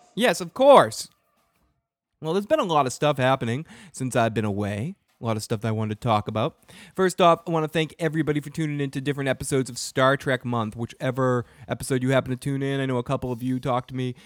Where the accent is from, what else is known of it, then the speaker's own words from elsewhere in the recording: Boston, Massachusetts, United States; I'm from the North Shore, dude. I'm from Boston